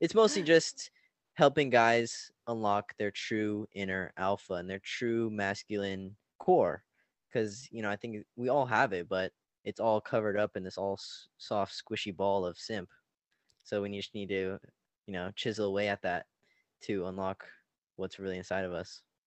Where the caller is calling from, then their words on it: Orange County, California, United States; I'm calling from Orange County, California.